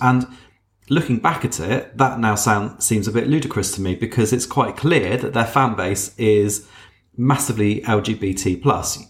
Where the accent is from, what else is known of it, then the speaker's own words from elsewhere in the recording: Wiltshire, South West England, United Kingdom; I grew up down in Wiltshire